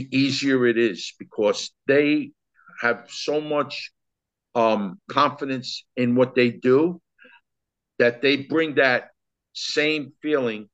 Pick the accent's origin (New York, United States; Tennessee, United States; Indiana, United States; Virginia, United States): New York, United States; New York City; I grew up in East Harlem, New York